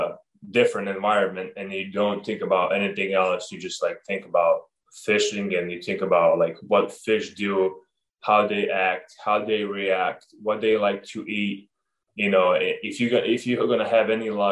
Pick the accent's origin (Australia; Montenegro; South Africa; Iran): Montenegro; moved away; also born or lived in Oregon; growing up in Montenegro, I got to learn a lot of that from my parents and my cousins and my friends